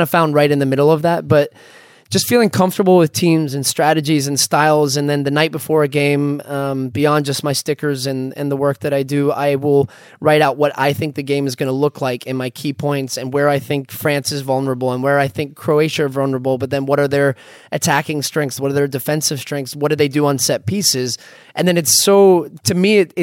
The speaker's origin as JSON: {"language": "English", "country": "United States", "accent": "American", "said": "I feel American"}